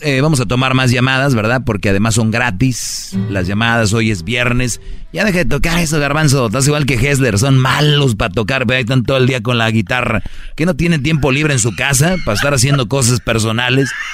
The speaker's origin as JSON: {"language": "Spanish", "town": "Monterrey", "region": "Nuevo León", "country": "Mexico", "said": "soy regio, nosotros hablamos así fuerte"}